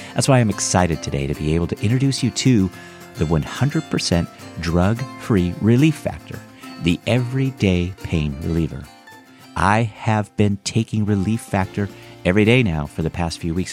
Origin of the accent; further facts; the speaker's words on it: north of Fresno, Central California, United States; I'm from the Central California, just kind of north of Fresno